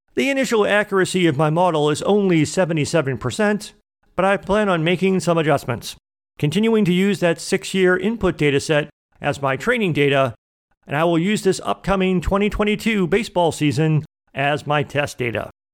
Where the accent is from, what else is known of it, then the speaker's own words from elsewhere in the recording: Boston, Massachusetts, United States; I was born in Boston, Massachusetts, and raised as a fan of the Boston Red Sox